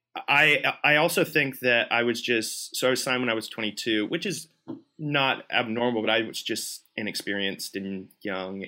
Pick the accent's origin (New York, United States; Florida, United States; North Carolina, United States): Florida, United States; Tampa; moved away as an adult; now in Nashville, United States; both my wife and I grew up in Tampa, lived there our whole lives